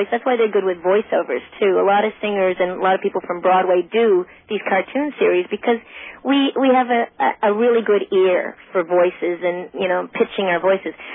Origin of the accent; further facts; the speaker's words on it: Australia; I, I think partly because I am Australian, I seem American because we're like kind of like cowboys too in Australia.